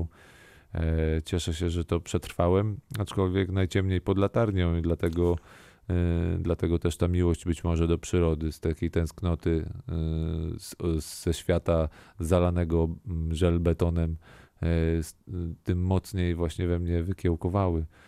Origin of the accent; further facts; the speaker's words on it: Warsaw, Masovian Voivodeship, Poland; also born or lived in Kazimierz Dolny; z tej mojej, mojej blokowiskowej, wielkiej, ruchliwej, głośnej Warszawy